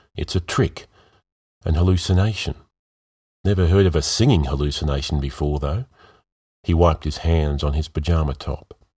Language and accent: English; Melbourne, Victoria, Australia; my hometown of Melbourne